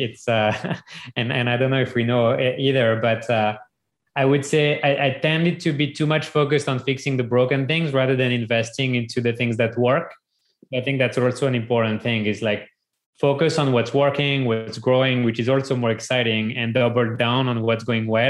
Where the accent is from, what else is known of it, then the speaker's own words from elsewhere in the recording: France; moved away as an adult; now in United States; growing up in France